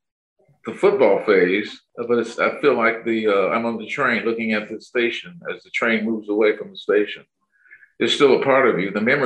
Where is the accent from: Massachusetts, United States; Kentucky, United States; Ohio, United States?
Ohio, United States; growing up in Ohio